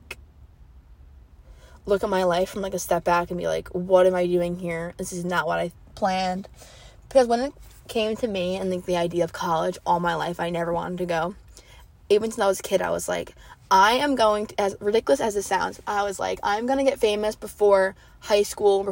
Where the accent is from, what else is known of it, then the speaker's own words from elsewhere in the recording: Wantagh, New York, United States; moved away as an adult; now in Charleston, United States; I come from a small town, so I guess like they call my town, like, I'm from Wantagh, the Wantagh bubble